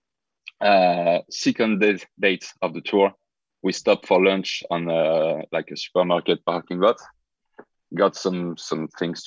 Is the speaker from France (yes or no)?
yes; France; also born or lived in Lyon, France; I'm from France. I live in Lyon, France.